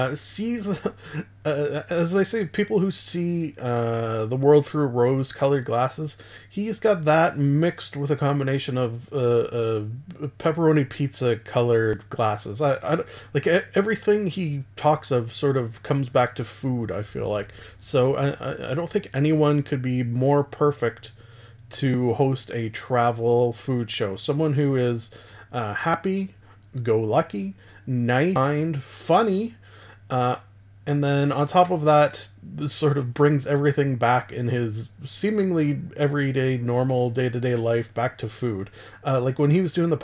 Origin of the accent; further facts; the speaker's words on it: Canada; Being a Canadian